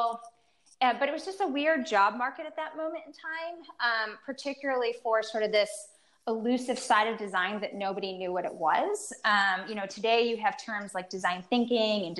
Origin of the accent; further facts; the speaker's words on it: East Coast, United States; now in Chicago, United States; I'm originally from the East Coast, and here I'm in the Midwest.